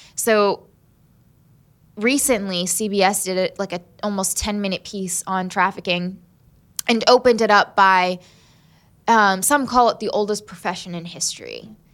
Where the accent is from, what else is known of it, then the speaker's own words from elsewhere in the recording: Southern Maryland, United States; also born or lived in Huntington, West Virginia / Selma, Alabama / Birmingham, Alabama; Southern Maryland. And that's where I grew up